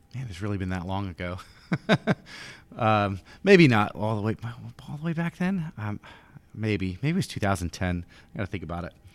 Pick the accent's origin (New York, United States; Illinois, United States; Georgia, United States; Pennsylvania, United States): New York, United States; Yonkers; moved away; I grew up in Yonkers, New York